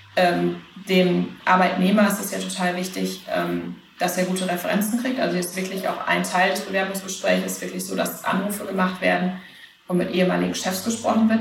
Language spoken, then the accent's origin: German; Münster, North Rhine-Westphalia, Germany; moved away as an adult; now in San Francisco, United States; Münster, wo ich herkomme